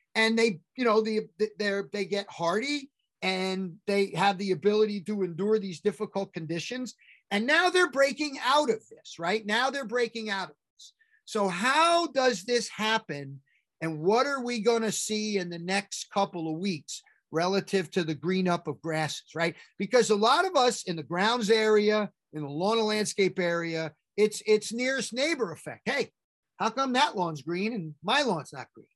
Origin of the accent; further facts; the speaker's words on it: New York, United States; as a New Yorker